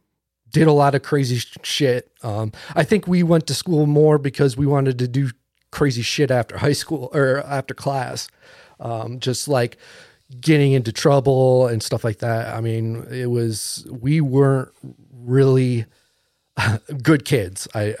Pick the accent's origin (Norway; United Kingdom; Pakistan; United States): United States; East Coast; Because we grew up in like in the East Coast, and like there is woods, but it's overgrown